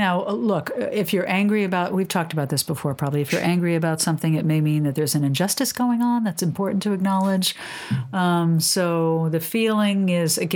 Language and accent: English; New York City, New York, United States; I'm born and raised in Manhattan